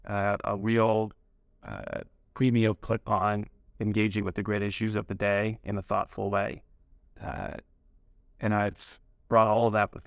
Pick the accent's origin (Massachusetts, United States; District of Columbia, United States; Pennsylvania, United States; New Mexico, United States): Massachusetts, United States; Newton; My mom grew up in the Brookline Jewish community. I grew up in the Newton one, so I'm all familiar with both.